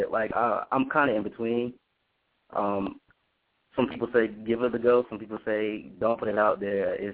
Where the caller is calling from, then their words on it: Tallahassee, Florida, United States; from Tallahassee, Florida.